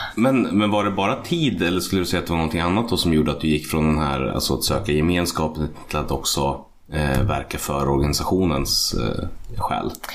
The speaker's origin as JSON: {"language": "Swedish", "town": "Hallstahammar", "region": "Västmanland", "country": "Sweden", "said": "jag kommer från Hallstahammar"}